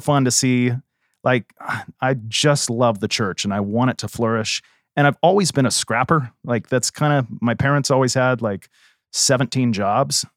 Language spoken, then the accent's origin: English; Southern California, United States; moved away; growing up in Southern California, where I was a kid, like, it is Pleasantville